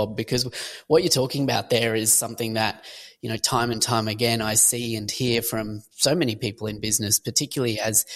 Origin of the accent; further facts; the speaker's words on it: Australia; accent: Australian; also born or lived in Sunshine Coast, Queensland; if you pick the accent, I'm Australian